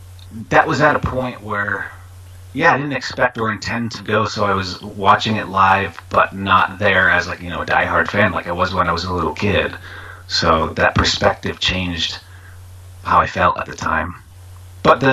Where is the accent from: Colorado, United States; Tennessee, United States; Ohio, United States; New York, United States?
New York, United States; growing up in New York